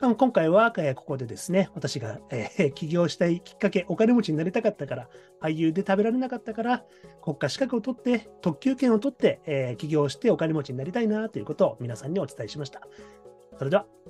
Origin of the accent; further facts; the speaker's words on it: Saitama, Japan; moved away as an adult; now in Tokyo, Japan; 高校1年生在学中から3年間、東京のですね、タレント事務所の養成所に、まあ、毎週1回ですね、上京して、埼玉から上京して